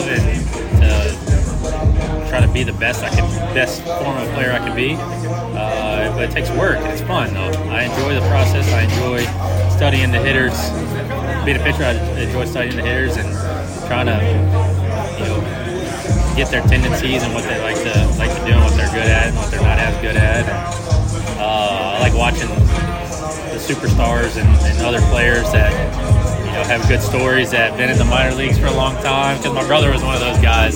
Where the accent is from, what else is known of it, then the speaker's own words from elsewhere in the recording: Baton Rouge, Louisiana, United States; I'm from Baton Rouge in Louisiana